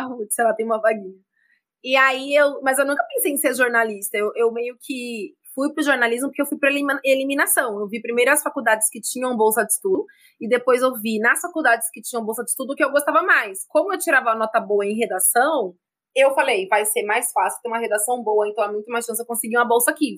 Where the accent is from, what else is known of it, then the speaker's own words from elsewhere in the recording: São Paulo, Brazil; also born or lived in Presidente Prudente, São Paulo; eu nasci em Presidente Prudente, que é uma cidade do interior de São Paulo. Eu sou nascida lá, minha família, por uhum. parte de mãe, é lá, então passei grande parte da minha vida é, passando férias na casa da minha avó, lá no interior. Mas eu nasci lá e vim para São Paulo, que meus pais moravam aqui, e sou é, crescida